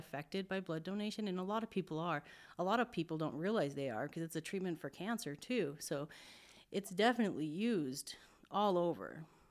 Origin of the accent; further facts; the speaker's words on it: Billings, Montana, United States; now in Spokane, United States; I'm from Montana